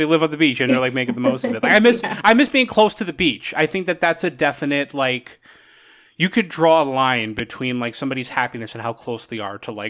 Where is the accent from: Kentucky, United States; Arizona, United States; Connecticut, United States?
Connecticut, United States; West Haven; moved away; I grew up in Connecticut and, my little town, West Haven, is like a suburb of New Haven, but like, wherever we lived, we were just like I was like a half hour like walk from the beach.